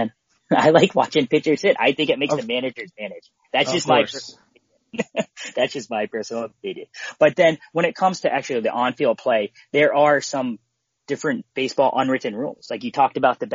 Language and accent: English; Philadelphia, Pennsylvania, United States; I grew up in Philly